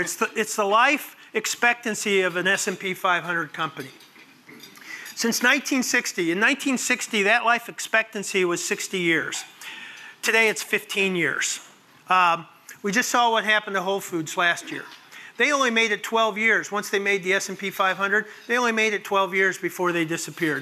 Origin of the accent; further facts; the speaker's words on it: Arlington Heights, Illinois, United States; moved away; this is my hometown. I grew up in Arlington Heights.